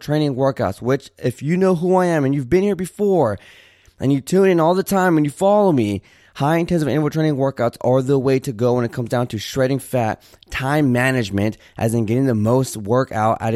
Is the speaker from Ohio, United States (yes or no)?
no; Santa Barbara, California, United States; now in Houston, United States; I currently live in Houston, but I was born in Santa Barbara, California